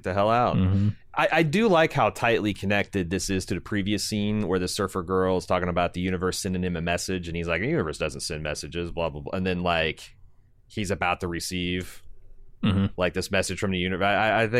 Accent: Midwest, United States; I'm from the Midwest.

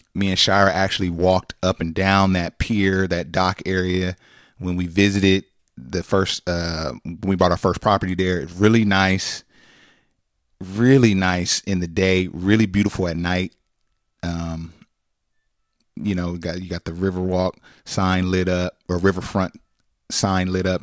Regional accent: California, United States; we come from California.

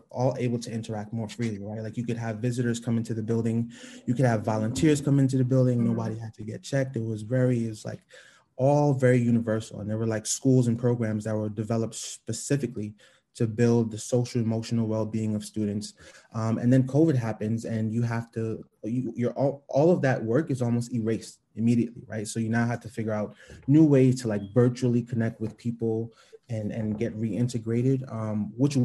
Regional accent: New York City, New York, United States; I grew up in the East Flatbush section of Brooklyn

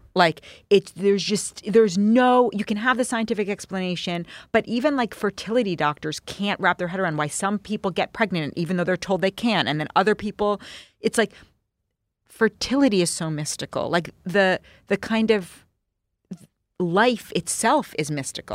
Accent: New York City, New York, United States; I grew up in New York City.

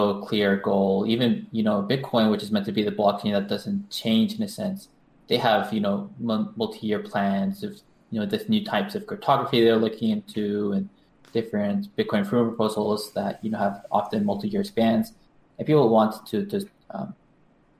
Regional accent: Canada; also born or lived in United States; now in Japan; I was born in Canada

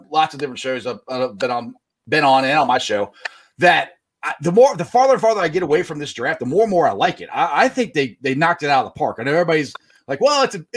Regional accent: Cincinnati, Ohio, United States; I'm from Cincinnati

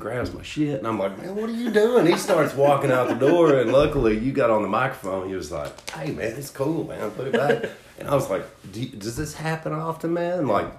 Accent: Hazard, Kentucky, United States; also born or lived in Olive Hill, Kentucky; I'm from Hazard, Kentucky.

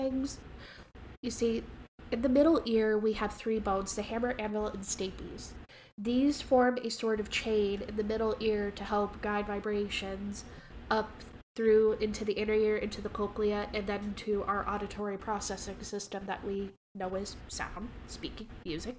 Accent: Canada; accent: Canadian; I have my own Canadian dialect

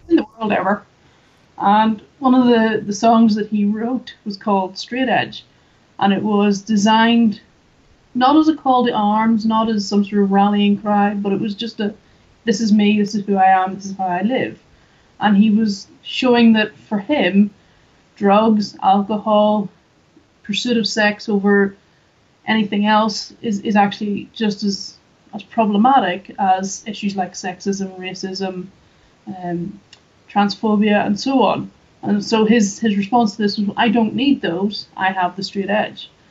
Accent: just outside Belfast, Northern Ireland, United Kingdom; I'm from Northern Ireland. So I grew up in just outside Belfast

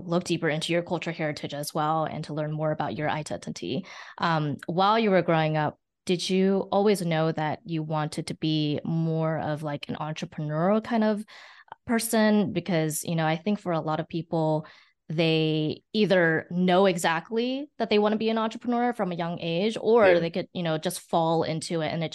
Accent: West Coast, United States; I grew up in the West Coast

